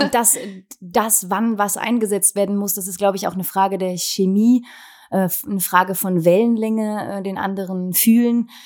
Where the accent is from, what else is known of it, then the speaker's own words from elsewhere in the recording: Wallonia, Belgium; bei uns in Ostbelgien